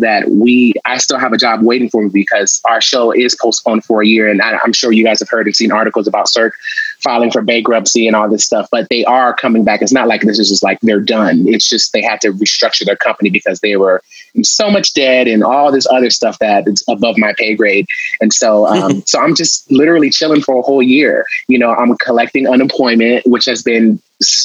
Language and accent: English; Los Angeles, California, United States; I'm from Los Angeles